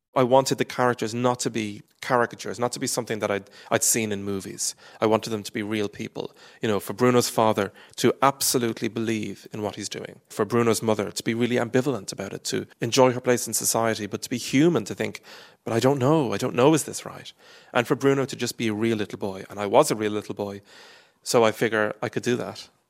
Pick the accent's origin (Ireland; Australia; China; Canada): Ireland; I am Irish